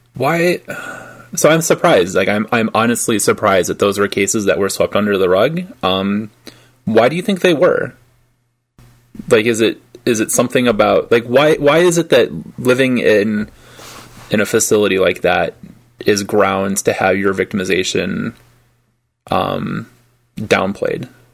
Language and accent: English; Detroit, Michigan, United States; I grew up I grew up outside of Detroit